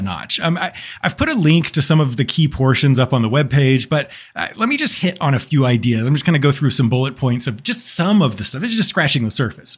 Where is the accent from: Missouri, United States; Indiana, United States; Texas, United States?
Texas, United States; I'm from Texas